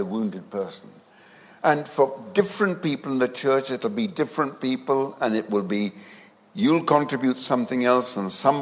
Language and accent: English; India; moved away; I was born in India